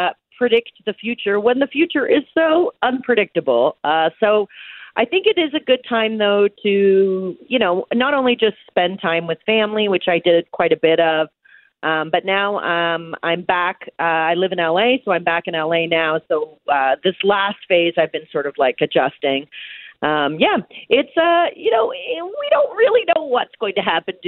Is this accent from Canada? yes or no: yes; Canada; I am a Canadian artist